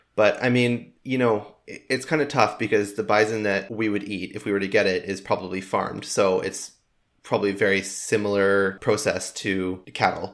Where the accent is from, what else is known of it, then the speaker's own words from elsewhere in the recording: Canada; I am proudly Canadian